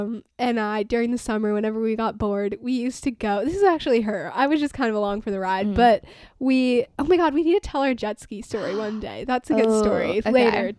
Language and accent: English; Arizona, United States; We're doing this over the phone. I'm from Arizona.